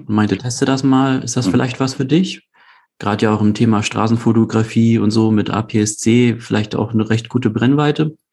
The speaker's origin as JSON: {"language": "German", "region": "Hamburg", "country": "Germany", "tie": "born or raised there", "said": "ich komme aus Hamburg, gebürtiger Hamburger, lebe und arbeite dort"}